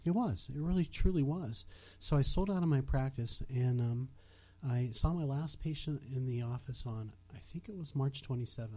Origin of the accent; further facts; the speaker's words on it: Bethel Park, Pennsylvania, United States; accent: Yinzer; also born or lived in West Virginia; I was born and raised in Bethel Park.